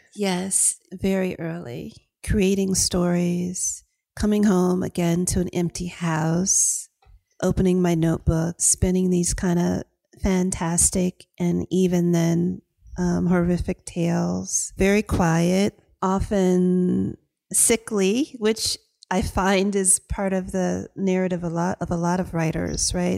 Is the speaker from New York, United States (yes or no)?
no; Hampton, Virginia, United States; accent: Southern drawl; moved away as an adult; also born or lived in Athens, Georgia / Las Vegas; when we moved from Athens, Georgia to the Chesapeake Bay area of Virginia, it was for opportunities. My father um, started a small business in Hampton